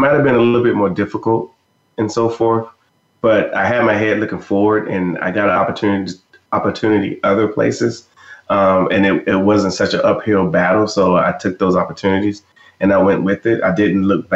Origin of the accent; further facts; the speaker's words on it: Fort Bragg, North Carolina, United States; moved away as an adult; also born or lived in Germany; I was in the U.S. Army at Fort Bragg, North Carolina, and I'm from Fort Bragg.